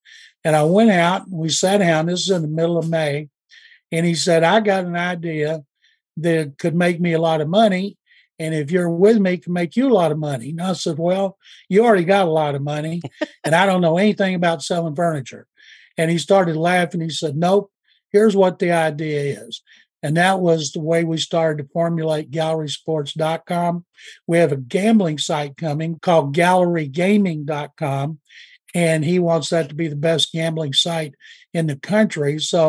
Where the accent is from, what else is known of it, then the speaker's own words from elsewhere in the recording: Waco, Texas, United States; now in Houston, United States; grew up in Waco, but I've always wanted Houston teams to win. If Houston teams don't win, I want it to be the Texas teams, including the Cowboys, because I'm a Texan. Spent my whole life here, and so I'm a Texan born and bred